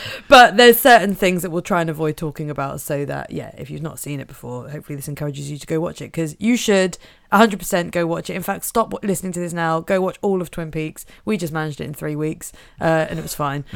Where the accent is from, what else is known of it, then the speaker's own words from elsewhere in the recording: Norfolk, East of England, United Kingdom; I am from Norfolk